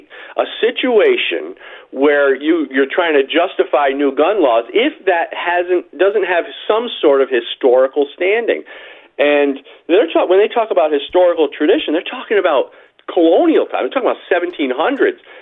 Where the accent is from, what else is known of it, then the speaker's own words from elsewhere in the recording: New York, United States; I'm from New York